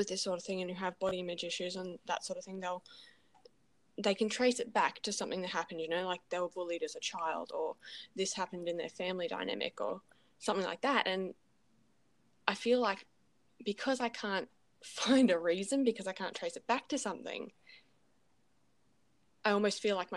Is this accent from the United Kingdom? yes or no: no; Gold Coast, Queensland, Australia; I'm from the Gold Coast